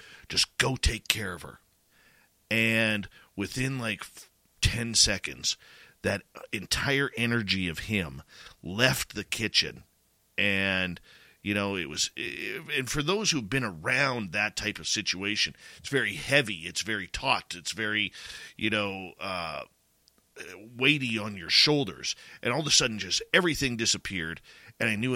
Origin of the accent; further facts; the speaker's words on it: Abbotsford, British Columbia, Canada; moved away; my hometown of Abbotsford, British Columbia